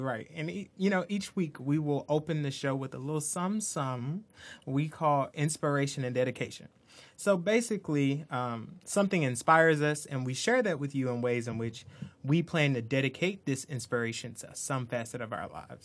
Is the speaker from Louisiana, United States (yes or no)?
no; Shuqualak, Mississippi, United States; moved away as an adult; now in Boston, United States; I grew up in Sugar Lock, Mississippi